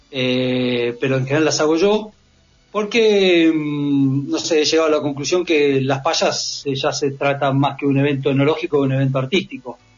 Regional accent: Buenos Aires, Argentina; moved away; yo em, soy porteño, me vine a vivir acá hace 16 años

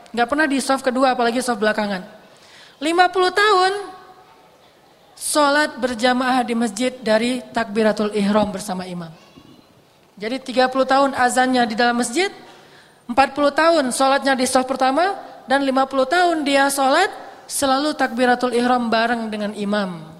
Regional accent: Bandung, West Java, Indonesia; Orang nonton Persib misalnya, sebagai orang Bandung kan, kalau Persib lagi main

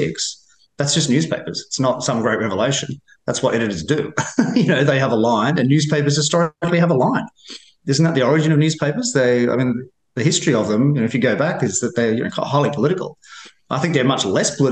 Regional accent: Australia; accent: Australian; moved away as an adult; now in Washington, United States; all the Australian journalists I talk to here in Washington, we always comment about how extremely well-received our accent is

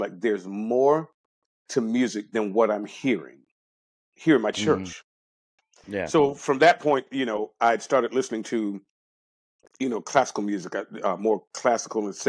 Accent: Jacksonville, Florida, United States; I'm born and raised in Jacksonville.

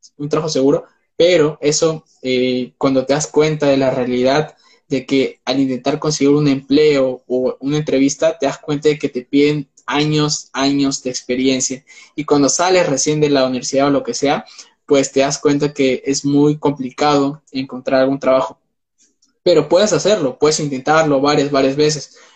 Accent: Peru; Yo soy de Perú, vivo en Perú actualmente.

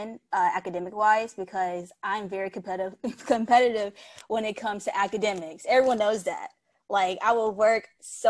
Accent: Mississippi, United States; moved away as an adult; I'm from Mississippi

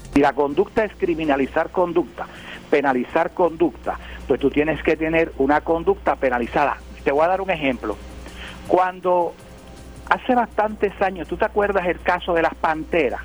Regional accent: Puerto Rico

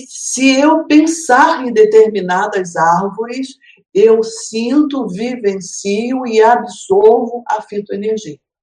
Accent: Rio de Janeiro, Brazil; esse Rio de Janeiro, a minha cidade natal, é onde eu tenho os meus filhos, os meus parentes, os meus amigos

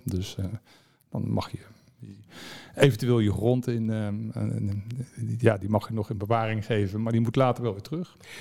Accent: The Hague, South Holland, Netherlands; ik was Scheveningen

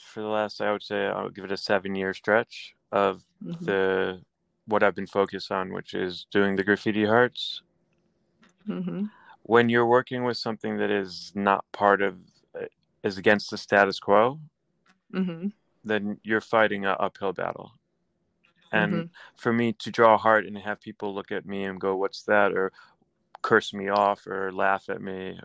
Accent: Philadelphia, Pennsylvania, United States; now in New York, United States; I was born in Philadelphia and I moved to New York for schooling, and I was always coming here as a child.

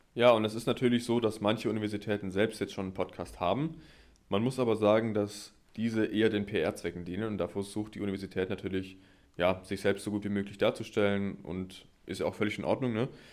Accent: near Stuttgart, Baden-Württemberg, Germany; moved away as an adult; now in Witten, Germany; ursprünglich komme ich allerdings aus der Nähe von Stuttgart und ich bin dann für das Studium hier nach NRW gezogen.

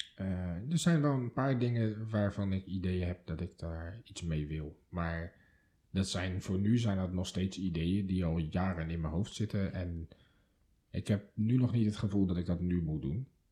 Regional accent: Delft, South Holland, Netherlands; moved away; het wapen van Delft, mijn geboortestad

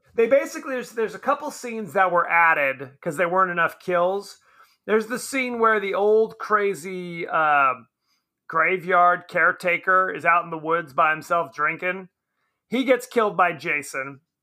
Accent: Southern California, United States; I'm from Southern California.

